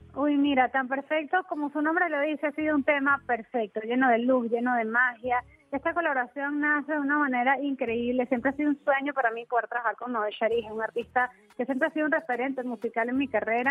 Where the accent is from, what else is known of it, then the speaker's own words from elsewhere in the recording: Venezuela; moved away as an adult; also born or lived in San Diego, California, United States; now in United States; yo nací en los Estados Unidos, en San Diego, California, pero me fui muy bebé a Venezuela y viví toda mi vida allá